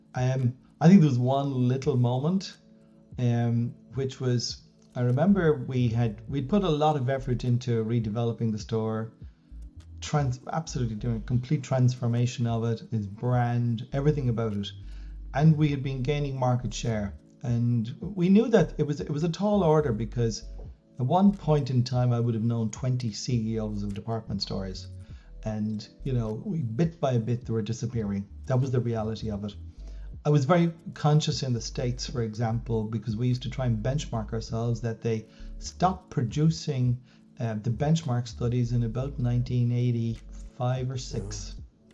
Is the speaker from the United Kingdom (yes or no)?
no; Ireland; also born or lived in Dublin; I was born in Dublin, I really was born in the countryside. Um, so I lived in West Wicklow for the first 18 years of my life on a farm.